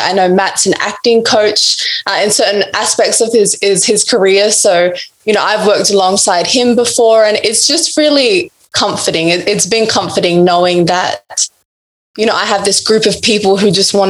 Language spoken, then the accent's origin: English; Broome, Western Australia, Australia; I'm a Nyikana woman, so I'm from Broome, Northwest Australia.